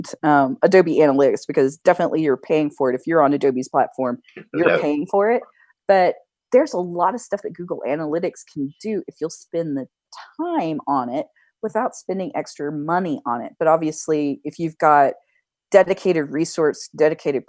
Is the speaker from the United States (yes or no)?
yes; United States; I'm an American